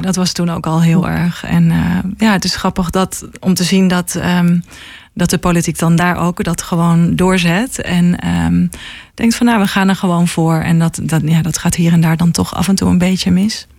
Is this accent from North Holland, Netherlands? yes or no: no; Helmond, North Brabant, Netherlands; moved away as an adult; now in Haarlem, Netherlands; ik kom uit eh, Helmond en ehm, ben op mijn achttiende naar, per ongeluk in Haarlem terechtgekomen